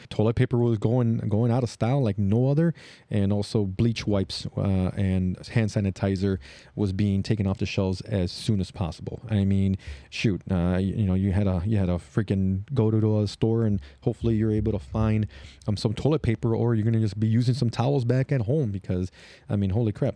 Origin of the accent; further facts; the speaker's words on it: Chicago, Illinois, United States; I am from Chicago